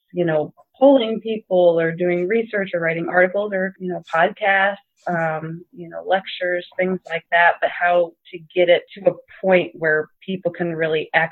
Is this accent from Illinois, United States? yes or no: yes; Southern Illinois, United States; I am from Southern Illinois